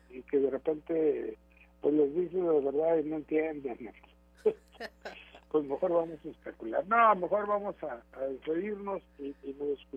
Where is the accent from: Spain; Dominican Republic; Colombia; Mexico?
Mexico; Yo creo que los únicos que pueden responderle pues, son, somos los mexicanos